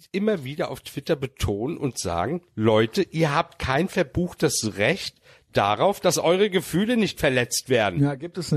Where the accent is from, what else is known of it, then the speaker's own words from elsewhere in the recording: Cologne, North Rhine-Westphalia, Germany; ich komme aus Nippes.